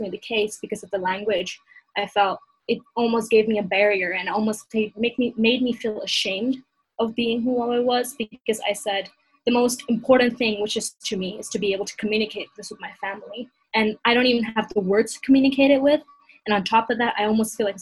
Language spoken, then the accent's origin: English; Hong Kong; growing up in Hong Kong, even within the Chinese language, so I'm somebody who grew up speaking Cantonese and Punjabi and English with both my parents